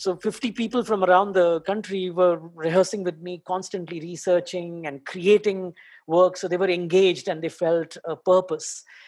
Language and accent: English; Delhi, India; now in Mumbai, India; I, I live in Bombay, but I'm basically from Delhi